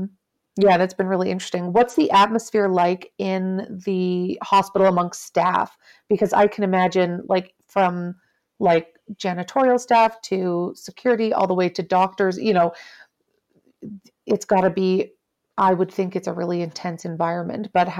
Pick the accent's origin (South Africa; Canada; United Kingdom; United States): Canada; being Canadian, we're automatically like so apologetic and so polite.